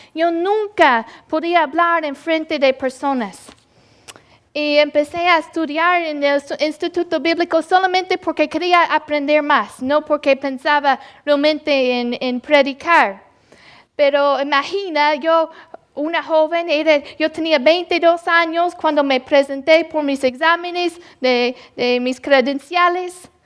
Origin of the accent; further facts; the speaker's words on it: Louisville, Mississippi, United States; moved away; yo nací en, en Louisville, Mississippi. Un, uh, yo sé que un pueblo tan chiquito. Y el lugar donde yo vivía era, no era un, ni un pueblo, nada más unas casas.